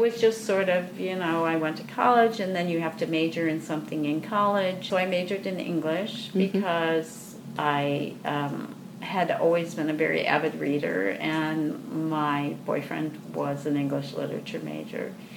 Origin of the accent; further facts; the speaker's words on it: Grand Rapids, Michigan, United States; I grew up in Grand Rapids, and the Grand Rapids Civic Ballet came into being while I was in high school